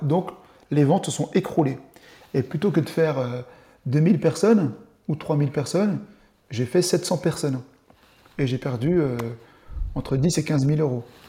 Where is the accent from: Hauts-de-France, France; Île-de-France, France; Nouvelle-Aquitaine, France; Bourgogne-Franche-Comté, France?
Bourgogne-Franche-Comté, France; Dole; also born or lived in Bastia, Corsica; now in Besançon, France; Je suis né en Corse, à Bastia, et j'habite à Besançon. J'ai grandi à Dole euh, dans le Jura jusqu'à mes 20 ans